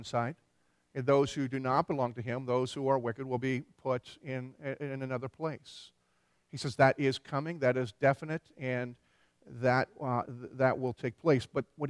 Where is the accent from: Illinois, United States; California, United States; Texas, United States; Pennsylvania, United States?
Pennsylvania, United States; Philadelphia; moved away as an adult; also born or lived in Tennessee; I grew up in Philadelphia